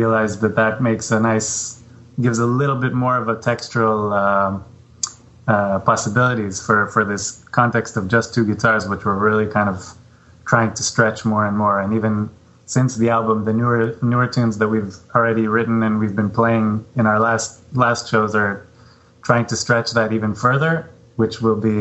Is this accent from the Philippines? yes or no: no; Israel; now in New York, United States; we're both from Israel.